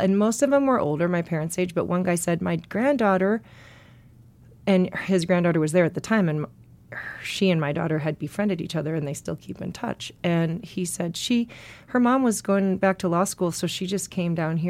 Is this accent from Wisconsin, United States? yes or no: yes; Milwaukee, Wisconsin, United States; In Milwaukee.